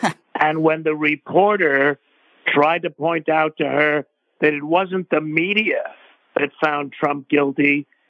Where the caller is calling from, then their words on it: Toronto, Ontario, Canada; I'm calling from Toronto, Canada.